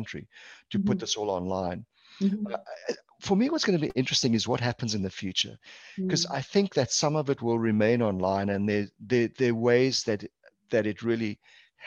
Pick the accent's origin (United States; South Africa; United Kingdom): South Africa; now in Canada; I'm actually Portuguese background, Portuguese culture, born and raised in South Africa, hence the accent